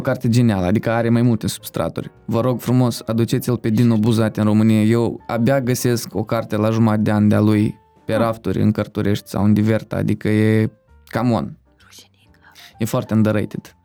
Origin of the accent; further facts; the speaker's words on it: Moldova; băiețan de, din Republica Moldova